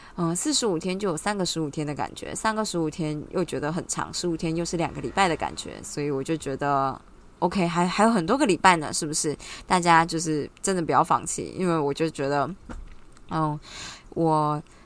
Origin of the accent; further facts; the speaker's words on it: Taiwan; 我们就台湾人嘛，喜欢小确幸